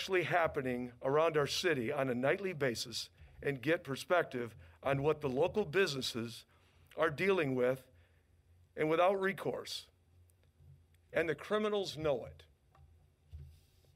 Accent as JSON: {"language": "English", "town": "Lansing", "region": "Michigan", "country": "United States", "tie": "born or raised there", "said": "a lifelong Lansing resident growing up on South Hayford Street"}